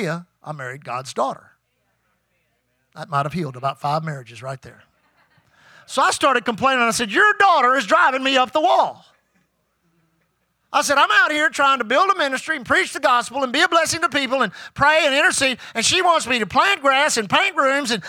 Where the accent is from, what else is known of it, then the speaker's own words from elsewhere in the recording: Houston, Texas, United States; I grew up here in Houston.